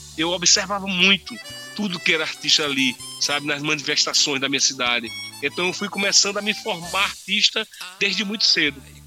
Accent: sertão of Pernambuco, Brazil; moved away; Então eu fui para minha terra, onde eu nasci, no sertão

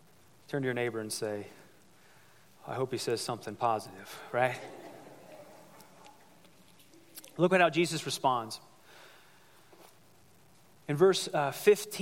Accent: United States; I grew up here in the United States. I grew up in America

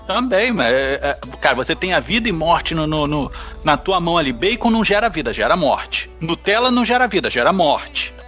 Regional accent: Rio de Janeiro, Brazil; eu sou do Rio

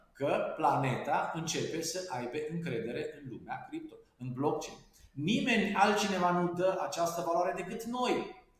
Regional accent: Târgu Mureș, Mureș County, Romania; eu sunt din Târgu Mureș

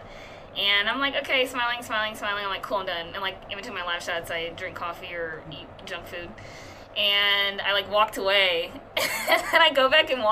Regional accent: Indianapolis, Indiana, United States; moved away as an adult; also born or lived in Carmel, Indiana / Madrid, Spain; now in El Paso, United States; I technically grew up in Indianapolis, but my parents moved to Carmel when I was probably in, like, fifth grade

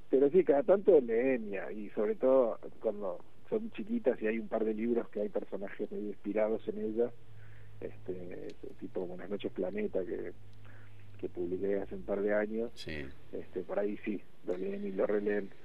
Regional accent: Buenos Aires, Argentina; moved away as an adult; Yo crecí en Buenos Aires

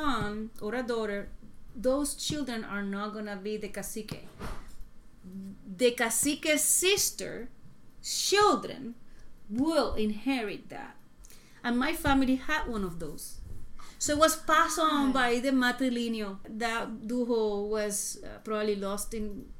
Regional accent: San Juan, Puerto Rico; now in New York, United States; I was born and raised in Puerto Rico. I was born in Santurce, but my family is all over the island

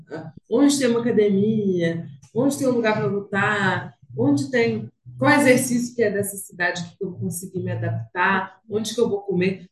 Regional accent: interior of Minas Gerais, Brazil; now in Belo Horizonte, Brazil; Eu sou do interior de Minas

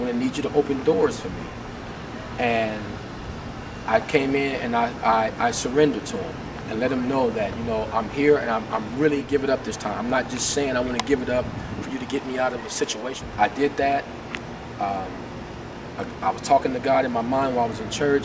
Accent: Oakland, California, United States; now in San Antonio, United States; I'm born and raised in Oakland, California

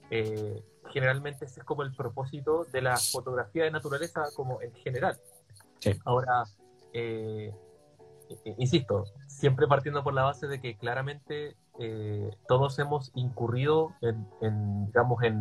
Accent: Coyhaique, Aysén, Chile; Yo que soy de Coyhaique lo cacho

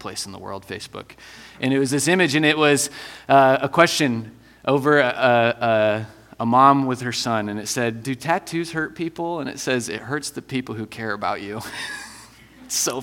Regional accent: Iowa, United States; moved away as an adult; also born or lived in Cedar Falls, Iowa; now in Denver, United States; I'm originally from Iowa.

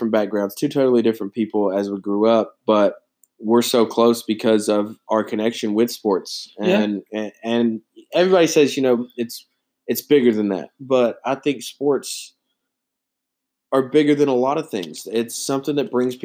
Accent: Knoxville, Tennessee, United States; I grew up here in Knoxville, Tennessee.

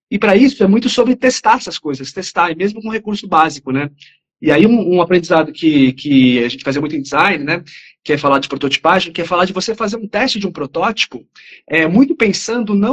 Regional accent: São Paulo, Brazil; sou aqui de São Paulo, aqui da ZL.

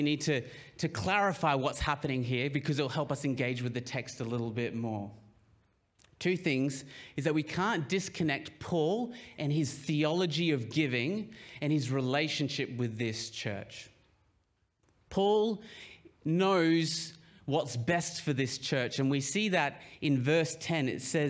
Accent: Papua New Guinea; I grew up, a lot of you will know that I grew up in Papua New Guinea, and they're a very collectivist society.

